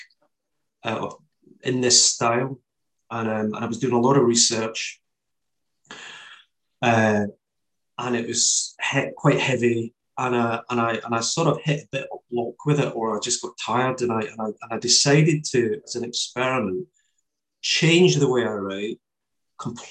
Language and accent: English; Kilsyth, Scotland, United Kingdom; Kilsyth is my hometown, which is where my books are based